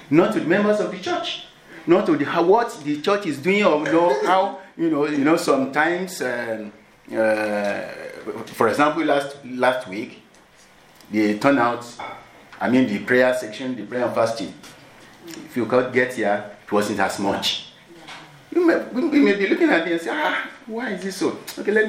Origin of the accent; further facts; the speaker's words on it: Nigeria; moved away; I'm from Nigeria